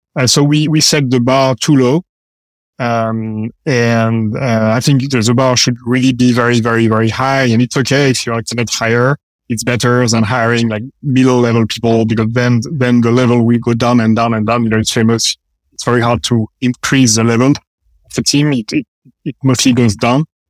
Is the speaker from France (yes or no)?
yes; France; moved away as an adult; also born or lived in Paris / London / San Francisco; now in United States; We are engineers. We come from France